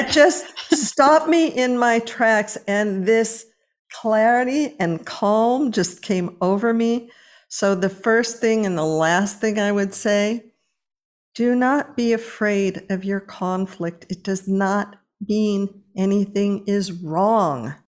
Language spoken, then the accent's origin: English; Los Angeles, California, United States; moved away; I was born and raised in Los Angeles